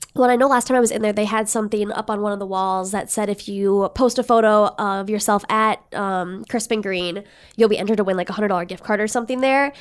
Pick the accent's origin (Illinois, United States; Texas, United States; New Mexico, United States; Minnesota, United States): Minnesota, United States; Red Wing; I grew up in Redwing, Minnesota